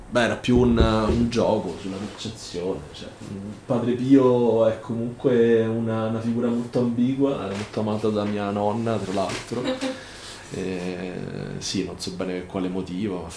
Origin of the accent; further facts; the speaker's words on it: Rome, Lazio, Italy; also born or lived in Venice; sono un romano perché sono un romano di nascita, amo la mia città